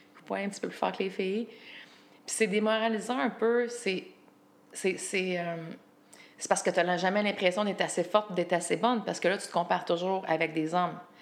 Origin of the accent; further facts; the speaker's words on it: Quebec, Canada; moved away as an adult; ça fait un petit bout de temps que j'étais partie du Québec